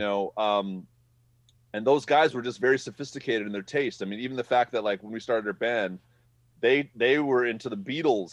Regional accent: Madison, Wisconsin, United States; I am from Madison, born and raised

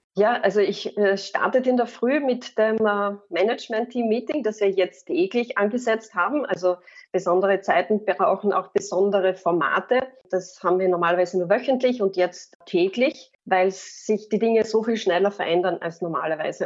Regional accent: Carinthia, Austria; ich bin Kärntnerin

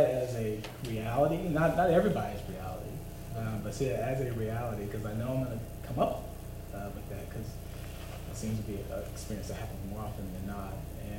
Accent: Texas, United States; well, I'm from Texas. No, where are you really from? You know, Vietnam, China, where are you really from? It's like, I was born and raised in America.

